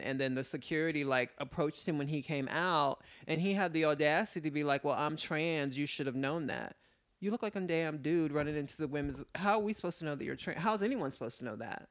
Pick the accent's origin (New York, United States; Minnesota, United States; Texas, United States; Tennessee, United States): New York, United States; New York City; my father was in the military, predominantly, um, I was raised in Manhattan